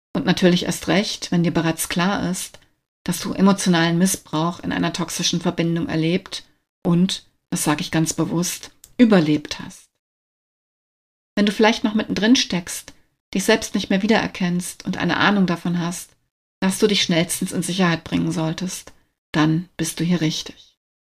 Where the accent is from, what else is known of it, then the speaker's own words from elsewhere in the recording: Wiesbaden, Hesse, Germany; moved away as an adult; also born or lived in Berlin area; Seit Februar 2023 lebe und arbeite ich wieder in meiner alten Heimat Wiesbaden